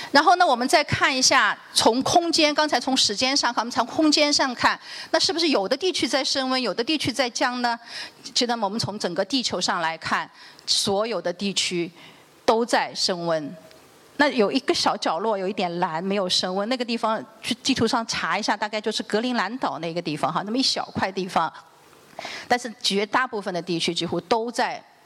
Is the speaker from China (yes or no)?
yes; China; 我们中国人